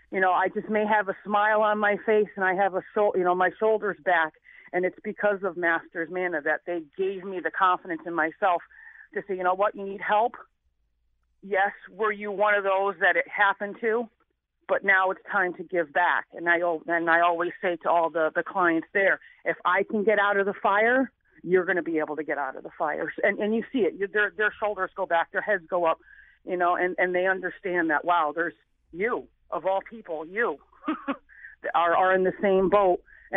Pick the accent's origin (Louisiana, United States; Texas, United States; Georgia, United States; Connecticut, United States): Connecticut, United States; New Haven; I came from New Haven, Connecticut, with a single mother trying to make it, in a time in the late 70s, early 80s.